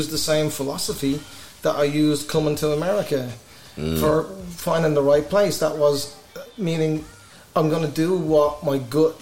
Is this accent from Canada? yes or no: no; Ireland; now in Fayetteville, United States; I'm Irish